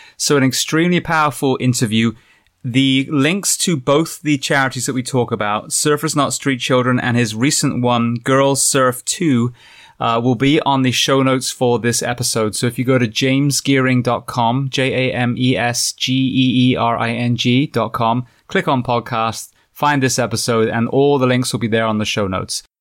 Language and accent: English; Bath, South West England, United Kingdom; I'm from Bath originally